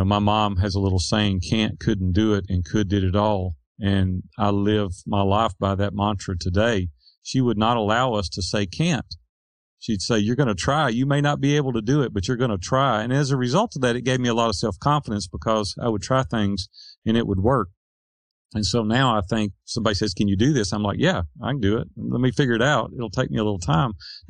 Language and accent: English; Nashville, Tennessee, United States; Nashville, Tennessee.